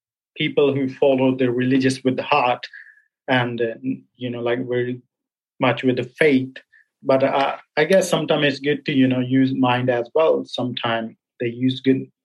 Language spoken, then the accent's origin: English; Kapurthala, Punjab, India; first language Punjabi; English is a second language; moved away as an adult; now in Portugal; mother tongue is Punjabi. So I'm from Punjab.